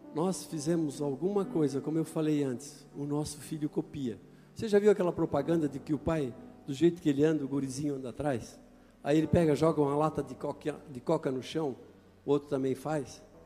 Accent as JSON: {"language": "Portuguese", "town": "Itajaí", "region": "Santa Catarina", "country": "Brazil", "tie": "born or raised there", "said": "Eu nasci em Itajaí"}